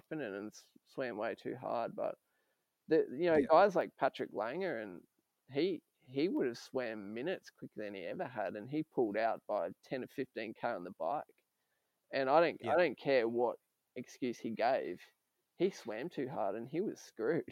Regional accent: Australia; as an Aussie

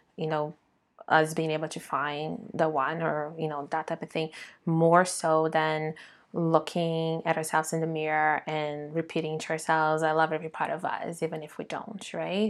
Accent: Brazil; being born and raised in Brazil

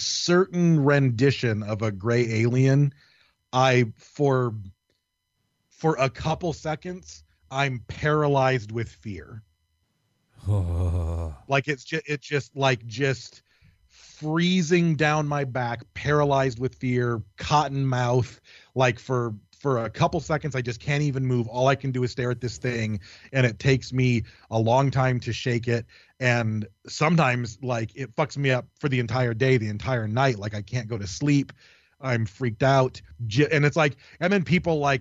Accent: Michigan, United States; moved away; also born or lived in California; we grew up in Michigan, we grew up in a really fucking haunted, creepy-ass place

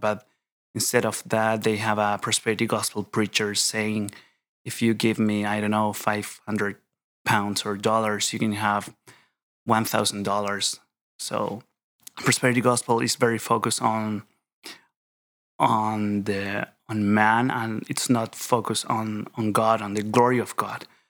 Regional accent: Chile; English is a second language; moved away as an adult; now in Edinburgh, United Kingdom; I am from Chile, Chile, South America. So I am here for my P H D studies in systematic theology

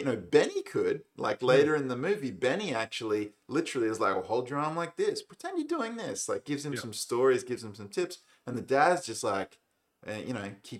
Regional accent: Australia; as an Australian

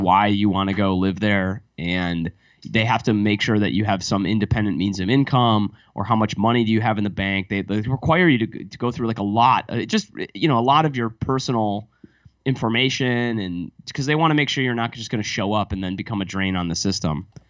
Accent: United States; moved away; also born or lived in Paris, France; as an American

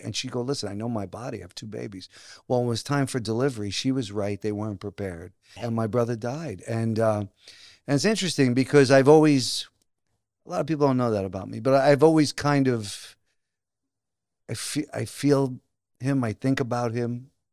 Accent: New Jersey, United States; also born or lived in Brooklyn, New York; I grew up, I was born in Brooklyn, then moved to Jersey when I was six

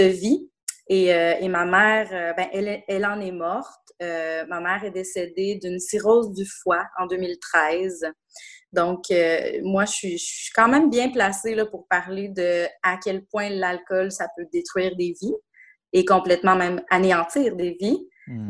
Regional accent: Quebec City, Quebec, Canada; moved away as an adult; also born or lived in Montreal; je suis de retour dans ma ville natale depuis maintenant euh, bientôt trois ans

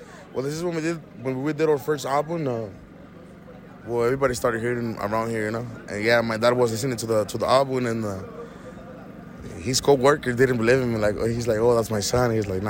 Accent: Santa Ana, California, United States; On Myrtle and Bristol. Yeah. After that, we moved right behind Santa Ana College, which is on 12th and Pacific.

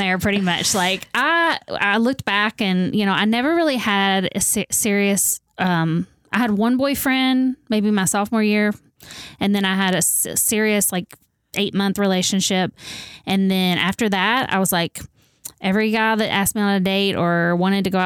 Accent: Owensboro, Kentucky, United States; I grew up in Owensboro. My whole life, pretty much

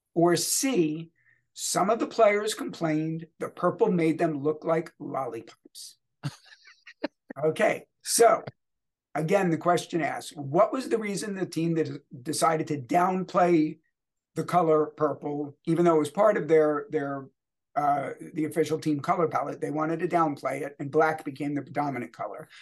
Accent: Louisville, Kentucky, United States; my hometown, Louisville Bats

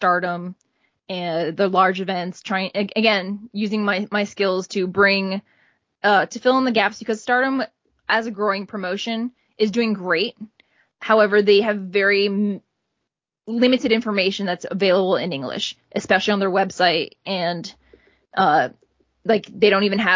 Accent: United States; here as an American

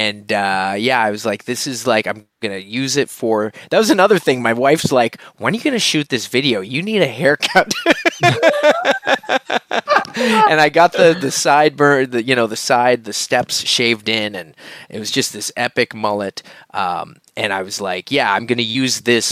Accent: Nova Scotia, Canada; I grew up in Nova Scotia where we have a lot of lobster

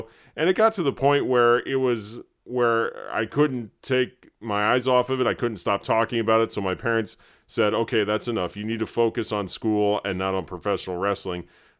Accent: Terre Haute, Indiana, United States; my hometown of Terre Haute, Indiana

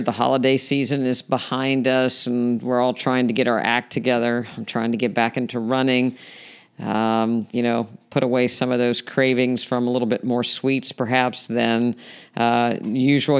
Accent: West Virginia, United States; I grew up in West Virginia

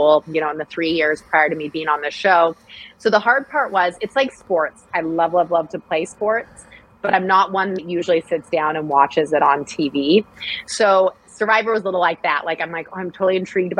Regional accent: Hood River, Oregon, United States; now in Sacramento, United States; I grew up in Oregon on a farm, sixth generation to live on the farm

